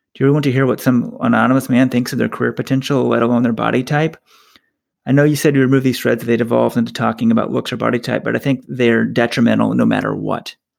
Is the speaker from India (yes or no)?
no; Texas, United States; we're from Texas.